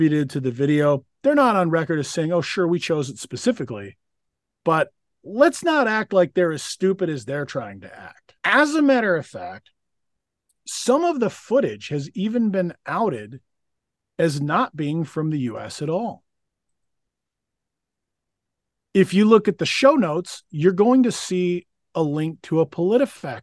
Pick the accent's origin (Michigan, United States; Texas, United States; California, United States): Texas, United States; Midland; I come from Midland, Texas. When I was growing up there in the mid to late 70s